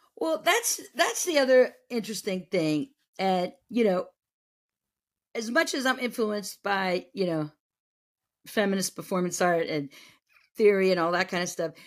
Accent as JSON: {"language": "English", "region": "New England", "country": "United States", "tie": "born or raised there", "said": "I grew up in New England, and, but I was from a small town in New England"}